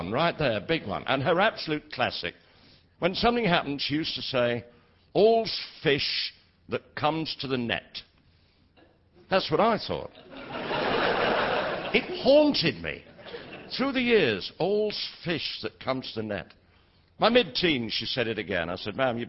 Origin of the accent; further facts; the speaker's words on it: Leeds, Yorkshire and the Humber, United Kingdom; I was born in Leeds all those years ago.